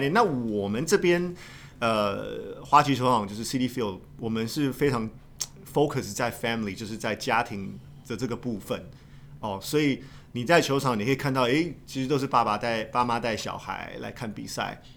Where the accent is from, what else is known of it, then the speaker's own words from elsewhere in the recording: Taiwan; 我身为台湾人